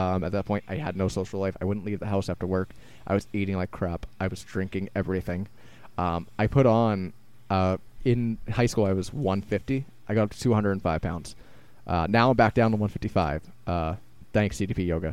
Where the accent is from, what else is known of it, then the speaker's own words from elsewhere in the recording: Randolph, Massachusetts, United States; I still lived in my hometown of Randolph